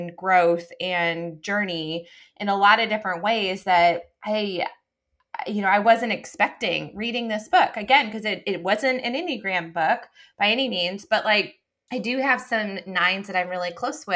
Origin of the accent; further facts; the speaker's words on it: Rochester, New York, United States; Rochester, New York, which I love because we've talked about that's my hometown